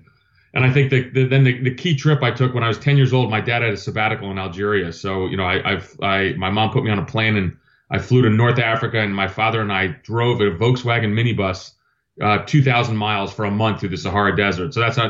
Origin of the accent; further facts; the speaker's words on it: Athens, Attica, Greece; born there; I was born in Athens, Greece. My dad was Greek. He went to the United States on a Fulbright scholarship, met my mom so my dad's Greek Orthodox.